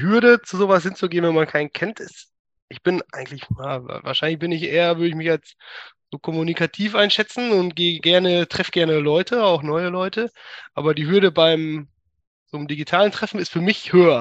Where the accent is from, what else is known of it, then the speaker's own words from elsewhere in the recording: Münsterland, North Rhine-Westphalia, Germany; first language German; moved away as an adult; also born or lived in Berlin / Bochum / Eindhoven; now in Helmond, Netherlands; ich komme ursprünglich aus dem Münsterland, äh, Dorfkind aus einem hm. 3000 Seelendorf.